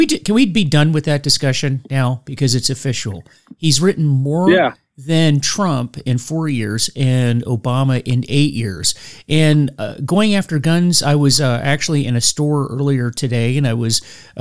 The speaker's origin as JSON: {"language": "English", "country": "United States", "said": "I am an American"}